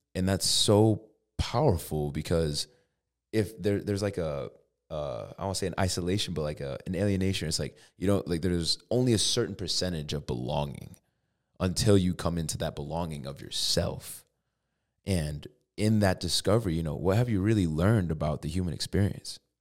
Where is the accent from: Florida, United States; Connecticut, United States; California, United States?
Connecticut, United States; now in Tucson, United States; I'm from Connecticut